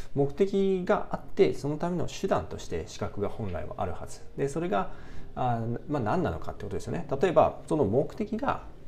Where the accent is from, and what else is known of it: Japan; now in United Kingdom